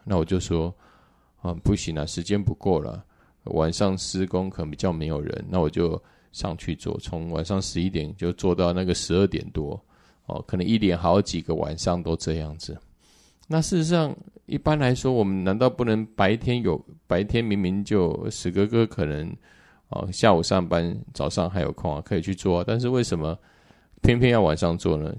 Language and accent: Chinese; southern Taiwan, Taiwan; now in Taipei, Taiwan; 我是南部的小孩，本来刚开始我来台北